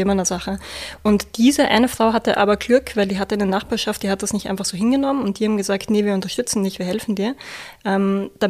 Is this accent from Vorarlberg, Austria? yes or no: no; Vienna, Austria; now in Hamburg, Germany; Ich komme ursprünglich aus Wien. Ich sage das immer vorab, sonst wetzeln immer alle, ne, wo irgendwie dieser Dialekt herkommt. Und bin jetzt in Hamburg